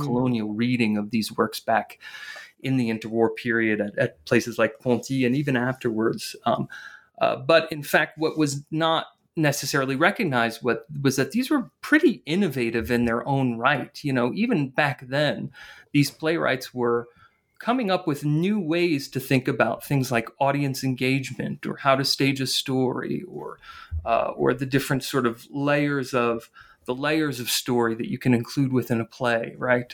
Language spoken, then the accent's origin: English; northern New Jersey, United States; I grew up in, in northern New Jersey